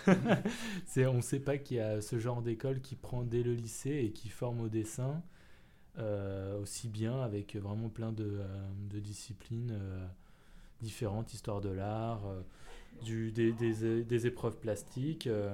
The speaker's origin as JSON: {"language": "French", "town": "Paris", "region": "Île-de-France", "country": "France", "tie": "born or raised there", "said": "je suis né à Paris. J'ai euh, grandi à Paris, j'ai pas bougé euh, de cette ville."}